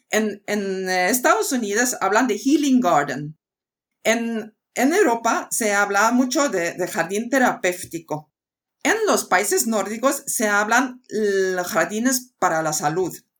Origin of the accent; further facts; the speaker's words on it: Sweden; also born or lived in United States; now in Spain; Yo soy muy sueca, eh, es decir, que he nacido en una isla y he aprendido a aprender con los elementos de la naturaleza y el clima que tenemos allí. Y esto significa de siete años coger la bicicleta en la oscuridad a volver a casa